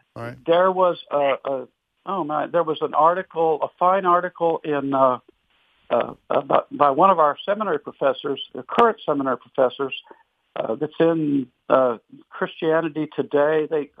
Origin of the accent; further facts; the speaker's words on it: Wilmore, Kentucky, United States; I am from Wilmore. Yes, I certainly am.